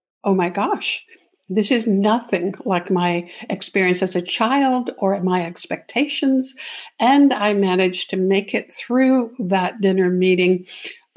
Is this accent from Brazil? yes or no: no; Canada; now in Arizona, United States; I'm a Canadian entrepreneur transplanted into the US